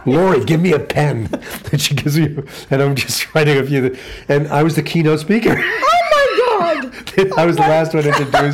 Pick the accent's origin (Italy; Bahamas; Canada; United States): United States; Boston, Massachusetts; moved away; my hometown Boston